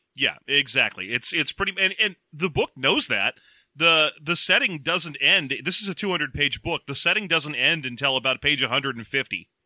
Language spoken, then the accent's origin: English; California, United States; we are Californian